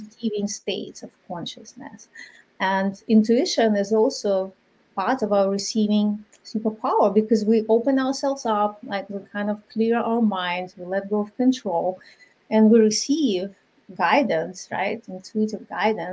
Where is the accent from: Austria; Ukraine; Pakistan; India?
Ukraine; moved away; I'm from Ukraine originally, my culture is very different